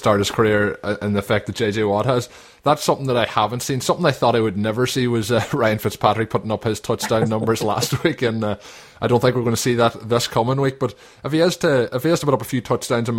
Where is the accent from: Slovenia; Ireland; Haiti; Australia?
Ireland; a fellow Irishman